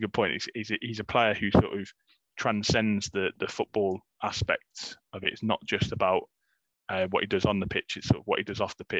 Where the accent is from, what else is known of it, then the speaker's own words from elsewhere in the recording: Coventry, West Midlands, United Kingdom; growing up in Coventry, for the majority of my life